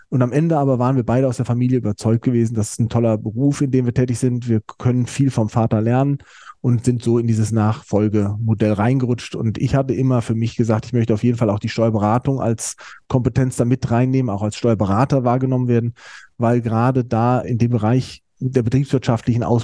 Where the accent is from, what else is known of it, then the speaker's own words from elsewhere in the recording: Mainz, Rhineland-Palatinate, Germany; Ich bin in Mainz groß geworden an der äh, Universität, bin dann ein Jahr im Ausland gewesen in Frankreich.